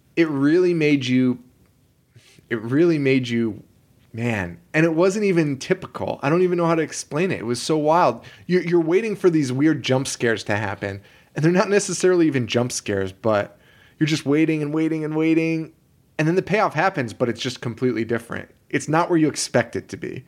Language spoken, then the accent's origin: English; Connecticut, United States; we're from Connecticut